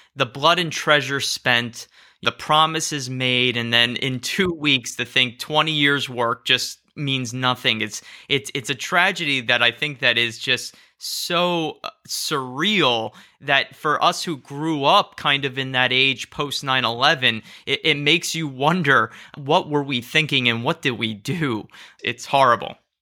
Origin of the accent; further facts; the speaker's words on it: Cherry Hill, New Jersey, United States; I'm from New Jersey